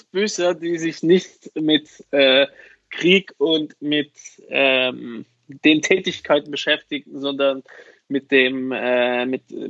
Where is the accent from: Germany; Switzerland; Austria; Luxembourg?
Luxembourg; Bei uns in Luxemburg heißt das Plastik.